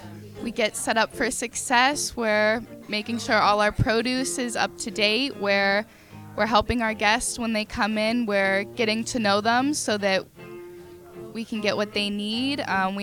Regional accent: North Versailles, Pennsylvania, United States; North Versailles.

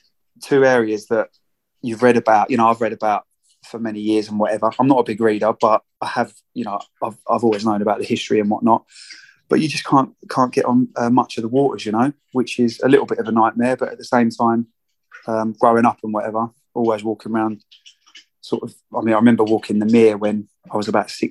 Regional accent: St Albans, East of England, United Kingdom; now in Harpenden, United Kingdom; I currently live in Harpenden, but I'm originally from St Albans.

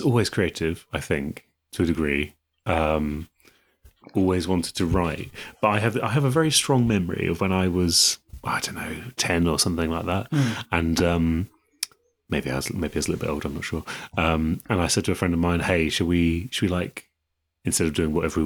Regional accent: East of England, United Kingdom; growing up in England at that time

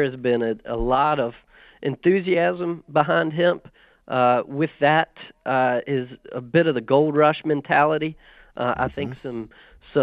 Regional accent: Southside Virginia, United States; I grew up in Southside Virginia in tobacco country on a cattle operation

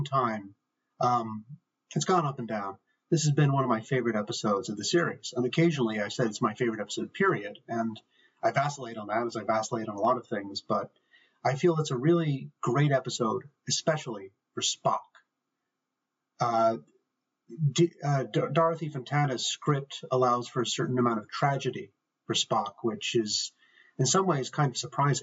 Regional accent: Ireland; I'm from Ireland

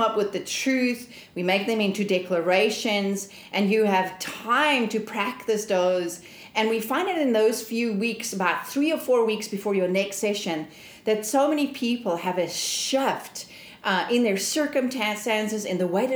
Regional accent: South Africa; moved away as an adult; I'm originally from South Africa

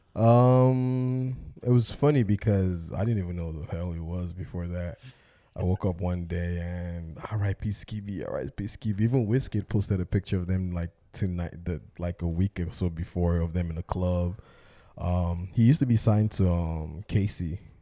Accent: Nigeria; moved away; as a black Nigerian man who grew up in Nigeria

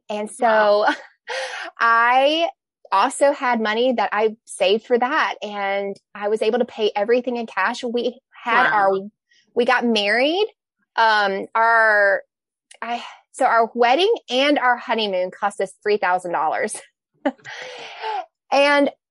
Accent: the South, United States; I'm from the South

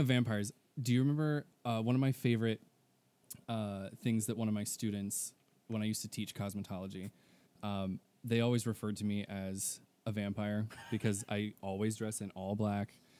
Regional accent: Texas, United States; I'm from Texas

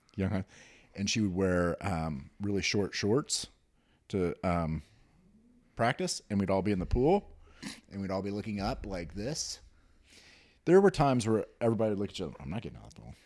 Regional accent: Newton, Kansas, United States; I grew up in Newton, Kansas, which is outside of Wichita

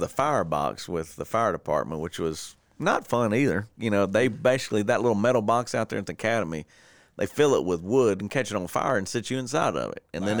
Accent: Warner Park, Louisiana, United States; I went to Warner Park, man. I'm from Warner Park

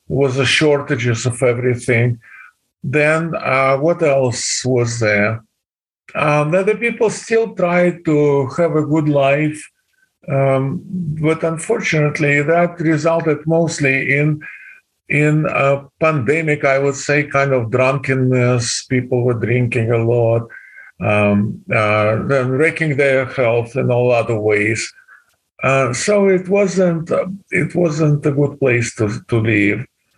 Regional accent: Kazan, Tatarstan, Russia; moved away as an adult; now in Wisconsin, United States; I was born in Kazan, which is the capital of Autonomous Republic of Tatarstan.

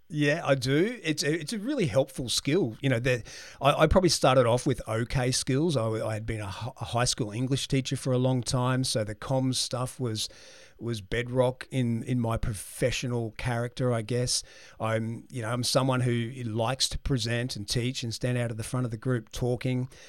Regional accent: Brisbane, Queensland, Australia; I was born in Brisbane, and I was born in the Martyr Hospital, which in, nicely is where all three of my children were born as well. So I haven't moved very far in life.

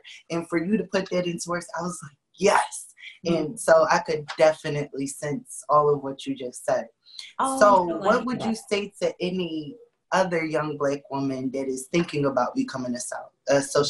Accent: Philadelphia, Pennsylvania, United States; I'm from Philadelphia.

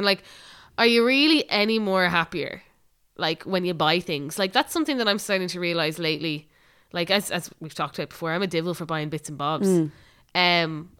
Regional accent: Ireland

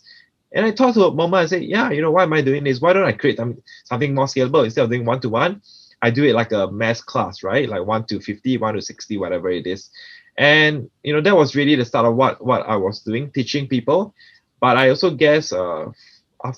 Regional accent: Singapore; I'm actually born and raised in Singapore

